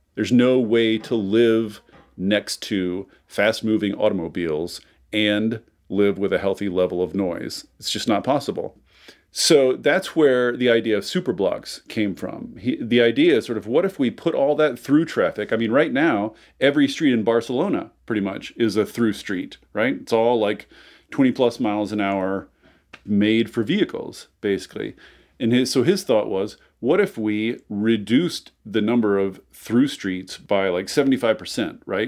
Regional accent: Seattle, Washington, United States; I'm from Seattle

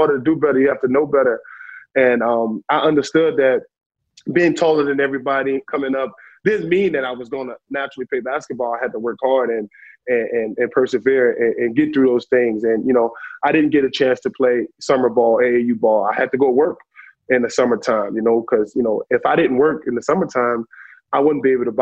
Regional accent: New Orleans, Louisiana, United States; I grew up in New Orleans. I grew up in the Melfa Me Projects in New Orleans in the 90s, which was tough

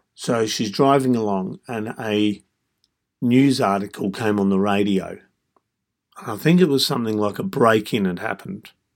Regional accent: Australia; I was born and raised in Australia

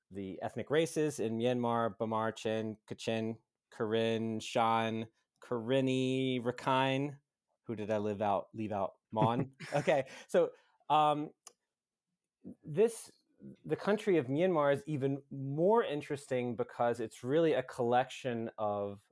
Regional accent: the South, United States; moved away; I grew up in the U.S.

